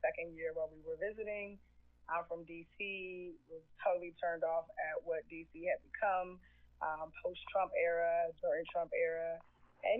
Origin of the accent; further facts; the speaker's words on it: United States; moved away as an adult; now in Ghana; We're American.